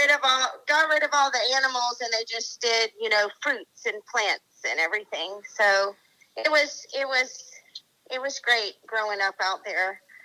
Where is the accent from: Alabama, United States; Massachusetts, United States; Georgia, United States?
Georgia, United States; Waycross; also born or lived in Aurora, Colorado; Well, I'm from Georgia. I grew up, I was born in Aurora, Colorado.